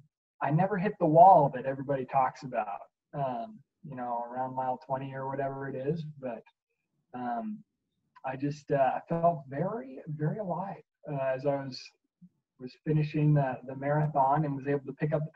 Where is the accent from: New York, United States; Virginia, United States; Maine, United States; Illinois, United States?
Virginia, United States; Alexandria; also born or lived in Colorado / North Dakota / California; But I primarily say I'm from Virginia, Alexandria. So cool. Northern Virginia. And that's where I did middle school and high school.